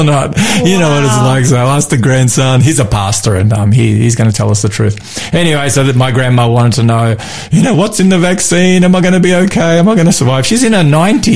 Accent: Melbourne, Victoria, Australia; my hometown of Melbourne

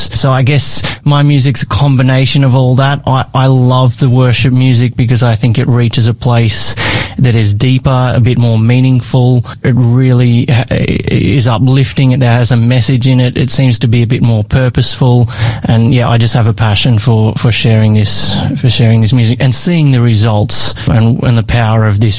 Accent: Brisbane, Queensland, Australia; I'm actually from South Brisbane, so I just flew in a few days ago from there.

